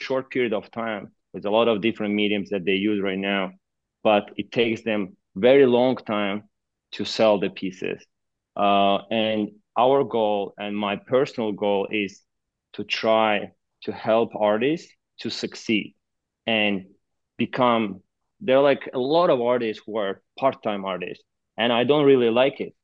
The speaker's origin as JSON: {"language": "English", "town": "Baku", "country": "Azerbaijan", "tie": "born or raised there", "moved": "yes", "said": "So I'm originally from a country called Azerbaijan. I was born and raised in the capital city of, which is called Baku"}